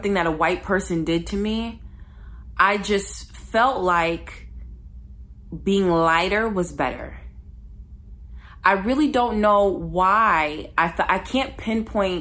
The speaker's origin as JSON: {"language": "English", "town": "Ypsilanti", "region": "Michigan", "country": "United States", "tie": "born or raised there", "said": "I grew up in Ypsilanti, Michigan"}